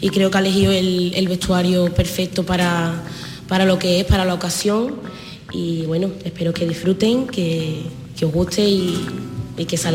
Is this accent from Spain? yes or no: yes; Jerez de la Frontera, Andalusia, Spain; poder participar de nuevo en el festival de mi tierra, porque para mí venir a mi tierra es una ilusión enorme